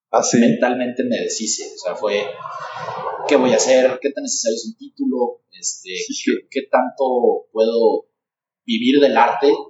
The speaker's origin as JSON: {"language": "Spanish", "region": "San Luis Potosí", "country": "Mexico", "said": "soy de aquí de San Luis"}